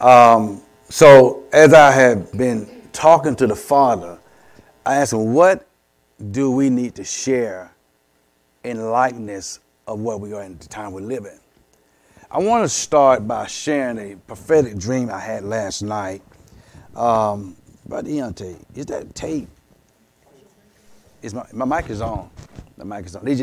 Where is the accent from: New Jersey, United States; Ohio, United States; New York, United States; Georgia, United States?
Georgia, United States; Columbus; I was back in my old neighborhood, and I was raised in East Winton, raised on King Street